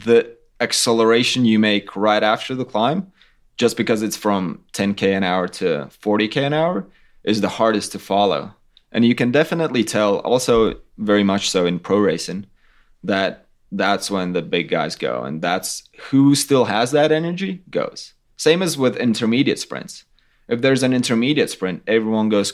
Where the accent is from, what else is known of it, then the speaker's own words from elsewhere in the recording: Latvia; we're from Latvia. It's totally flat